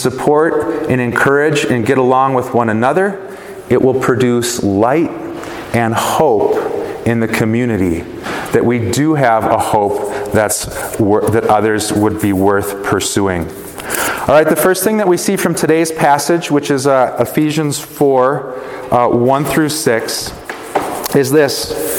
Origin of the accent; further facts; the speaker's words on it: Chicago, Illinois, United States; also born or lived in Wisconsin; I'm from Chicago. I love the Chicago Bears, but I spent most of my life in Wisconsin